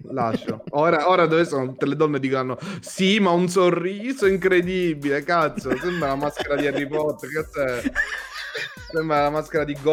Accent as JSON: {"language": "Italian", "region": "Veneto", "country": "Italy", "said": "Son Veneto!"}